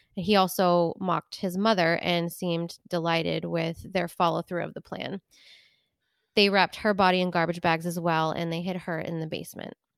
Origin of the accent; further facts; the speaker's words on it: Rochester, New Hampshire, United States; so this is my hometown, actually, um, and I was in elementary school when this happened